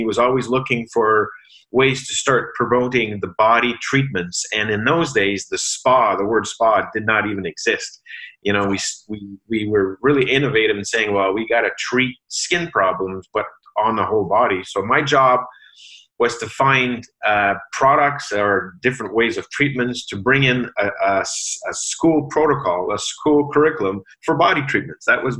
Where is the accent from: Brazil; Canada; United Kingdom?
Canada; Sudbury, Ontario; now in Ottawa, Canada; moved to Ottawa to really ramp up her business here in Ottawa, because we come from Sudbury.